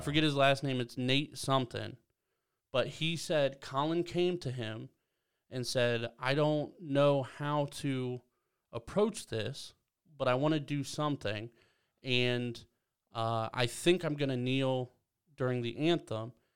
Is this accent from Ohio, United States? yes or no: yes; Belleville, Ohio, United States; moved away; growing up in Belleville